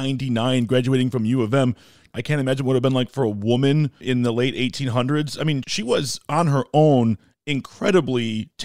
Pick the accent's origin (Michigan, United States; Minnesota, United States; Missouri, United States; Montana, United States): Michigan, United States; Detroit; moved away as an adult; I grew up in Detroit, I've lived other places, but I'm back here again